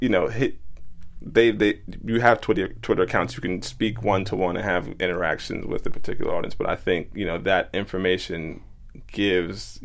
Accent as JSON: {"language": "English", "region": "New York", "country": "United States", "tie": "born or raised there", "said": "growing up in New York"}